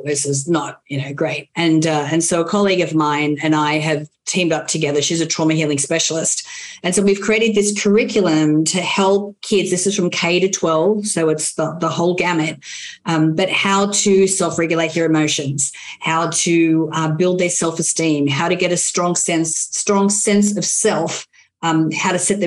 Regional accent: Australia; now in United States; I'm an Aussie, mate

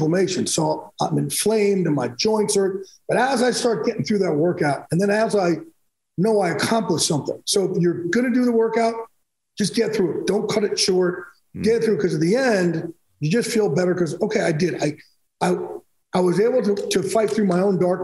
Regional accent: Jersey Shore, New Jersey, United States; I'm from Jersey Shore

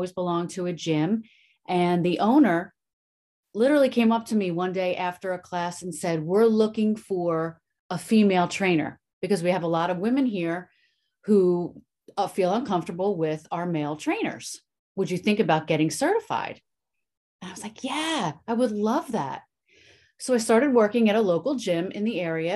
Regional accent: Philadelphia, Pennsylvania, United States; I grew up in Southwest Philly.

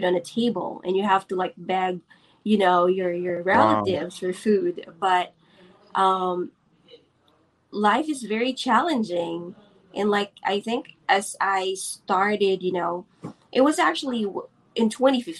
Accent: Philippines; I am born and raised here in the Philippines

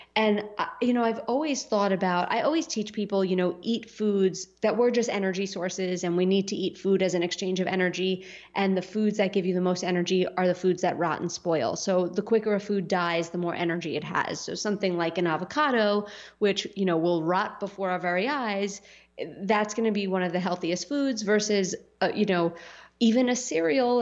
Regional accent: New York City, New York, United States; when I grew up in Staten Island

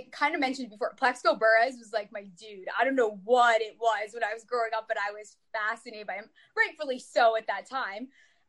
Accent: Connecticut, United States; born and raised Giants fan. I'm from Connecticut. So obviously remotely around the area

